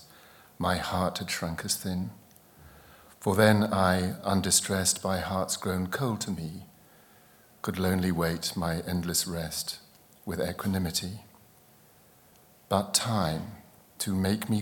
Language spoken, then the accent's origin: English; East Anglia, East of England, United Kingdom; I grew up in East Anglia.